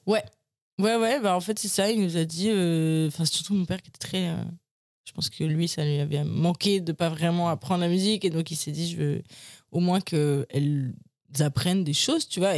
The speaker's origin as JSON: {"language": "French", "town": "Paris", "region": "Île-de-France", "country": "France", "tie": "born or raised there", "said": "je suis né à Paris j'ai grandi à Paris"}